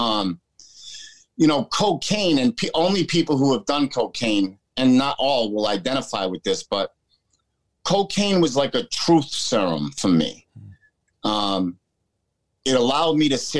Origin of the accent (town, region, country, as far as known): United States; born or raised there